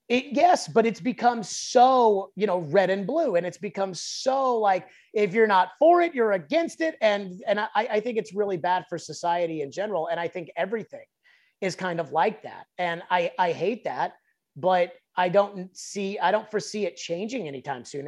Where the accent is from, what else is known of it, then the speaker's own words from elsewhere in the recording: Nashville, Tennessee, United States; I grew up in West Mead. Like, that's close to where I'm, like, from